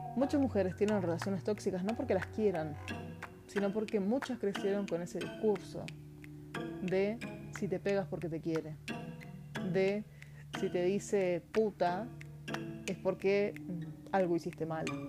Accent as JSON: {"language": "Spanish", "country": "Argentina", "said": "Soy argentina"}